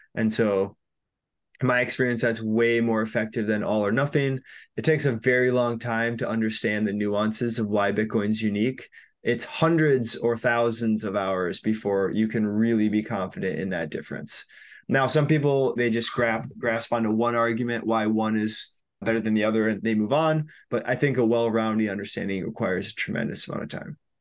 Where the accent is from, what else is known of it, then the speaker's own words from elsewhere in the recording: Minnesota, United States; also born or lived in Chiang Mai, Thailand / Bali, Indonesia; I'm from Minnesota, went to school here